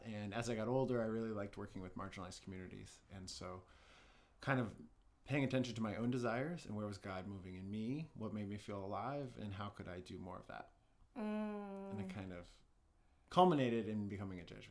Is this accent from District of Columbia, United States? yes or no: yes; Washington, District of Columbia, United States; moved away as an adult; also born or lived in Midwest; I grew up in Washington, D.C., and I'm the 3rd of 4 boys in my family